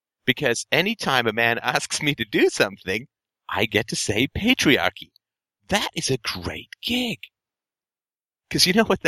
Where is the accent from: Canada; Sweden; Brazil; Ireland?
Ireland; moved away; I come from Ireland originally